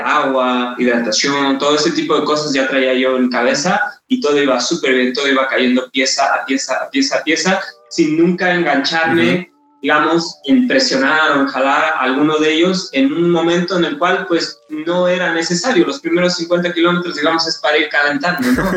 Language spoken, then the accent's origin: Spanish; Mexico; como mexicanos